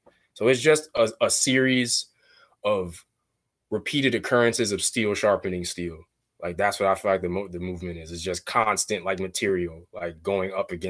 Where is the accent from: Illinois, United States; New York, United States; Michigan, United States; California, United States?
New York, United States; Brooklyn; it originates in the East Coast because I'm from Brooklyn.